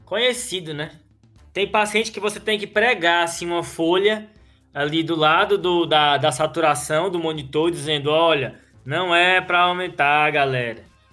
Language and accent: Portuguese; Brazil; Eu sou brasileiro